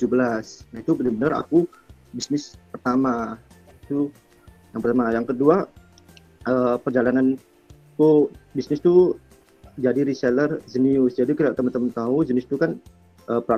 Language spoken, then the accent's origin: Indonesian; Sidoarjo, East Java, Indonesia; ya jadi untuk di intro awal jadi aku tuh dari sidoarjo terus eh, kebetulan aku tuh emang suka jualan